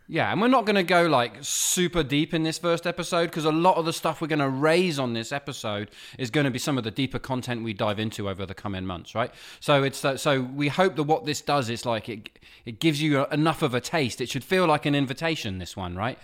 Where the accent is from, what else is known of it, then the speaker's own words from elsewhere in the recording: England, United Kingdom; also born or lived in Nova Scotia, Canada; I was born in Nova Scotia. I was raised in England